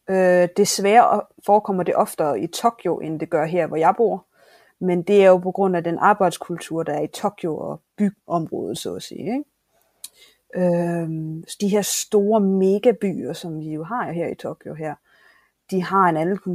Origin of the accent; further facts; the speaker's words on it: Southern Denmark, Denmark; Så ja, vi skal... jeg er Fynboer 100%.